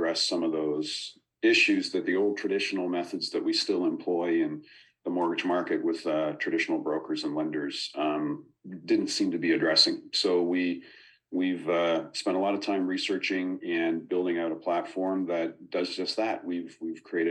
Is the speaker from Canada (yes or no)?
yes; Nova Scotia, Canada; moved away as an adult; now in Toronto, Canada; I grew up in Nova Scotia, but moved to Toronto after I graduated school